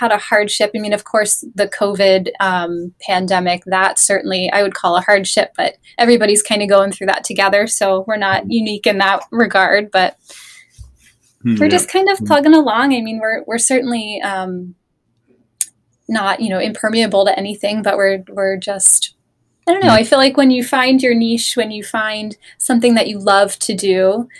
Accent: Laurel, Maryland, United States; moved away as an adult; I'm from Maryland originally.

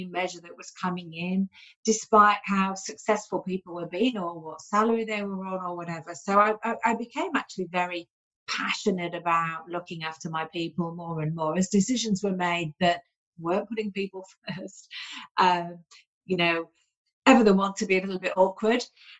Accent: United Kingdom; also born or lived in Sydney, Australia; now in Byron hinterland, Australia; I'm a Yorkshire lass, Lincolnshire lass, sort of lived on the Yorkshire-Lincolnshire border there.

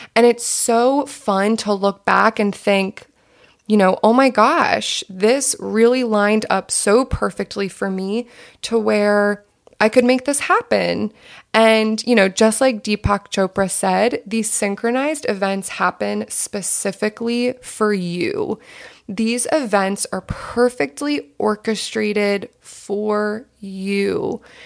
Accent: southern New Jersey, United States; also born or lived in North Carolina; now in Los Angeles, United States; I grew up in southern New Jersey.

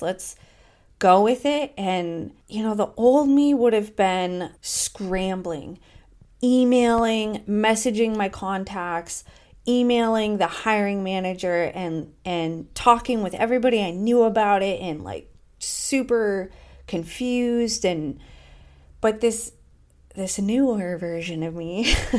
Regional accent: United States; moved away as an adult; now in Portugal; as an American in Europe

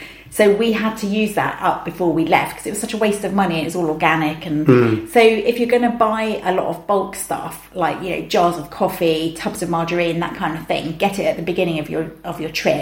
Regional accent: England, United Kingdom; we're two English people in Australia

